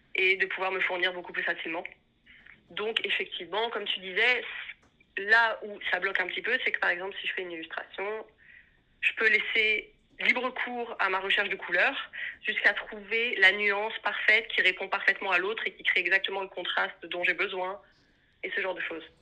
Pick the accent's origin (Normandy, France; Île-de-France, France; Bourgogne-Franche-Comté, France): Île-de-France, France; Paris; moved away as an adult; now in Brussels, Belgium; je suis née à Paris, donc c'est là-bas que j'ai commencé euh, mes études